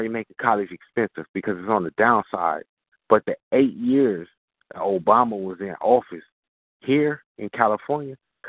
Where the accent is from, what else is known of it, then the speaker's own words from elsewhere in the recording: Jamaica; Well, I'm Jamaican. I'm from the island.